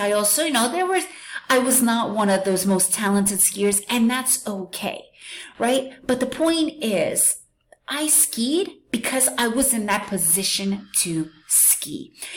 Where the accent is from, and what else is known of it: New York, United States; born or raised there; moved away as an adult; also born or lived in Soviet Union; now in Central America